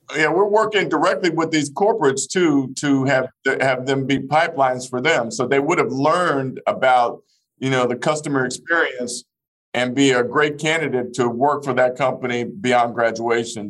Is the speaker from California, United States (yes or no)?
no; Fort Smith, Arkansas, United States; born or raised there; moved away